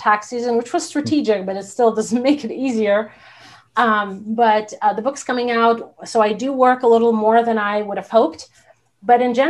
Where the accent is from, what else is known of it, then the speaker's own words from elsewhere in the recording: Belarus; now in United States; I'm from Belarus. There was no small business whatsoever.